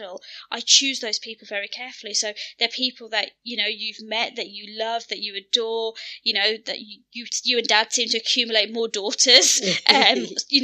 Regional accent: Birmingham, West Midlands, United Kingdom; we're born and bred in Birmingham, we've grown up in Western society

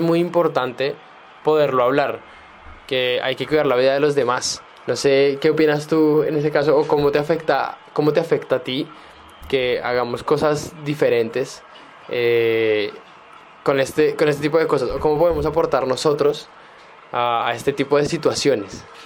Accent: Bogotá, Colombia; now in Santiago, Chile; yo que soy colombiano y en Bogotá no tenemos metro

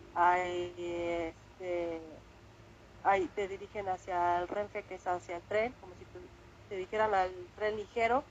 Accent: Mexico City, Mexico; moved away as an adult; now in Spain; yo soy mexicana

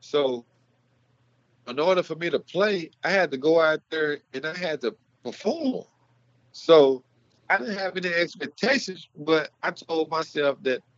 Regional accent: Mart, Texas, United States; growing up in Texas, growing up in Mart, all you did was go out there and you played as hard as you could, as fast as you can, until the final whistle

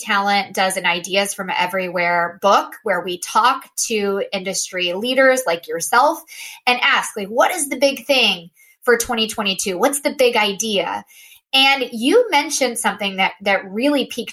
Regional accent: Austin, Texas, United States; now in Boston, United States; I live in Boston, but I am originally from Austin

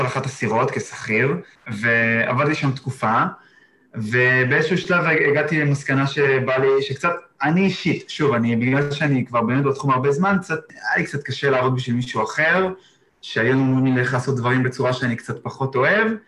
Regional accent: Israel; moved away as an adult; now in Exmouth, Australia

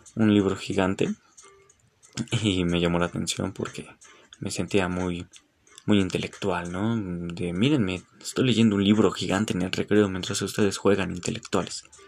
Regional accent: Mexico; no estoy en contra de sentirse orgulloso como mexicano

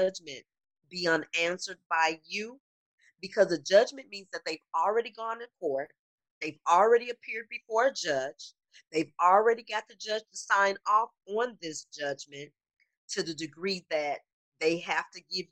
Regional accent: Illinois, United States; also born or lived in Detroit, Michigan; I am originally from Detroit, but Illinois is where I spent the majority of my life

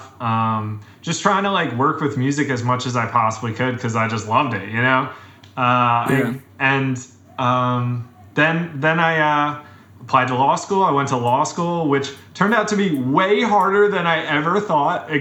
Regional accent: Caldwell, New Jersey, United States; I grew up in North Jersey in Caldwell, which is a small

